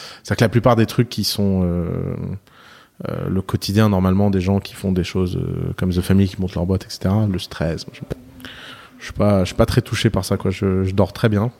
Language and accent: French; South Lebanon, Lebanon; je viens du sud de Liban